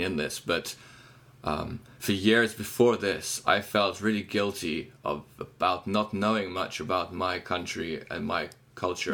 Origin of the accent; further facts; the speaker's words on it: Kyiv, Ukraine; moved away as an adult; I was born in Kiev and I ran away from Ukraine.